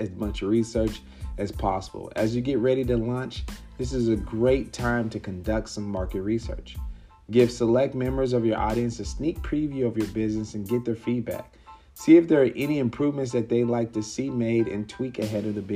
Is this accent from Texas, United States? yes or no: yes; Mesquite, Texas, United States; also born or lived in Dallas; my hometown. Mesquite, Texas is right next to Dallas.